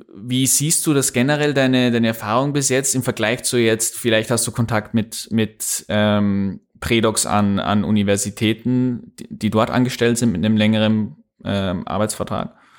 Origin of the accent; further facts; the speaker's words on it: Upper Austria, Austria; accent: Upper Austrian; ich spreche auch kein Österreichisch, ich spreche, wenn, dann Oberösterreichisch